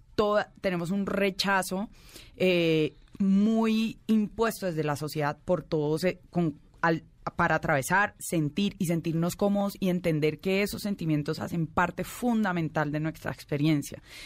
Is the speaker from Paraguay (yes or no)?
no; Colombia; incluso como colombiana